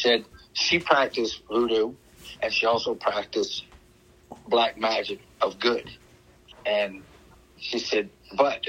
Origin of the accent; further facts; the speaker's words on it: Louisiana, United States; Being Cajun and growing up in a swamp, I mean, voodoo was a religion